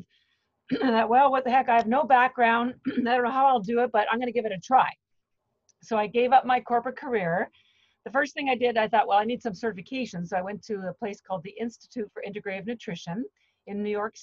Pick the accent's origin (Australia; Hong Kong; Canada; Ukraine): Canada; moved away as an adult; now in Boston, United States; I'm actually Canadian, but I've lived in Boston for the last 30 years